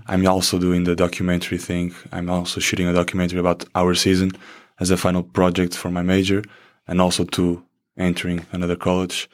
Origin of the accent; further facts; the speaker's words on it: Portugal; first language Portuguese; English is a second language; moved away as an adult; also born or lived in Iowa; now in United States; we in Portugal, I think, I guess, uh, from the time I lived here, I guess our English in middle school and high school is the same as Spanish here